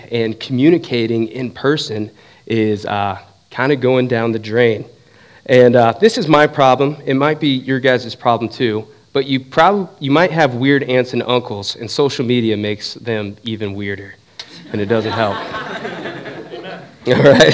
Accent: Southern California, United States; moved away as an adult; now in Southeast Ohio, United States; I grew up in Southern California.

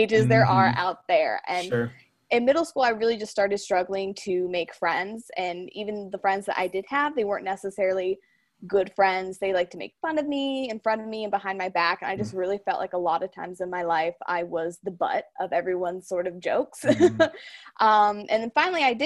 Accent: North Canton, Ohio, United States; I'm from North Canton, Ohio.

